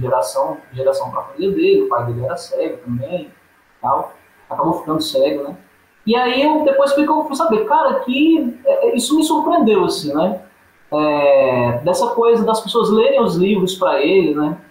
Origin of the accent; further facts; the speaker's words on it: Paraíba, Brazil; moved away; also born or lived in Sergipe; não nasci originalmente em Sergipe. Eu sou paraibano e vim da Paraíba para Sergipe. Aí em Sergipe eu fiz meu ensino médio, faculdade, universidade